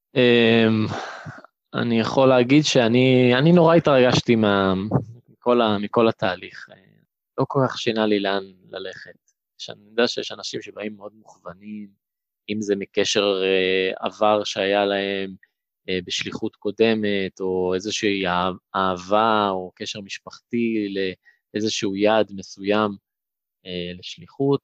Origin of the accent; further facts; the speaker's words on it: Kiryat Ono, Tel Aviv District, Israel; also born or lived in London, Ontario, Canada; בקבוצת הפועל קריית אונו, שם גדלתי